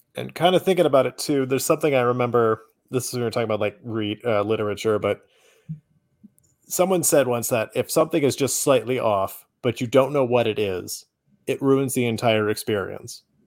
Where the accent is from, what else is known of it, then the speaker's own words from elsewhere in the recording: United States; as an American, it hit a little bit differently